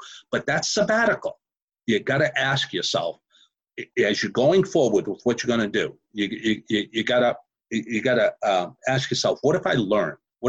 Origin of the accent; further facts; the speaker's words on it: Houston, Texas, United States; I had people from 134 different countries, and I'm from Houston, Texas, right? And I'm in Mumbai.